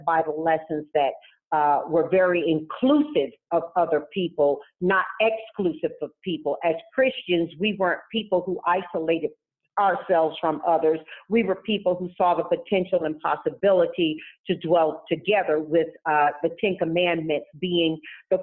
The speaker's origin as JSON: {"language": "English", "town": "Tarboro", "region": "North Carolina", "country": "United States", "tie": "born or raised there", "moved": "yes", "lives_now": "California, United States", "said": "when I grew up in Tarboro, North Carolina"}